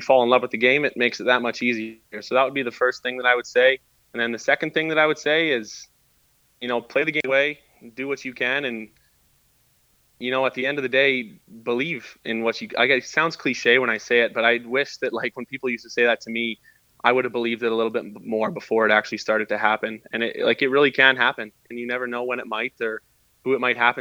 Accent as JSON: {"language": "English", "town": "Lethbridge", "region": "Alberta", "country": "Canada", "tie": "born or raised there", "also_born_or_lived": "Vancouver, British Columbia", "moved": "as an adult", "said": "being from Lethbridge and growing up in Lethbridge"}